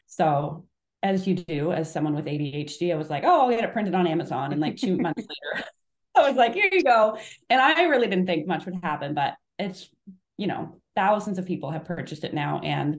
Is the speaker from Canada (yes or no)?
yes; Canada; So I grew up, I'm from Canada